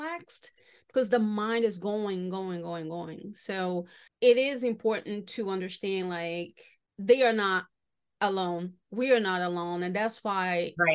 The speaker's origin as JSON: {"language": "English", "town": "Salvador", "region": "Bahia", "country": "Brazil", "tie": "born or raised there", "moved": "yes", "lives_now": "United States", "said": "my hometown, Salvador Bahia in Brazil"}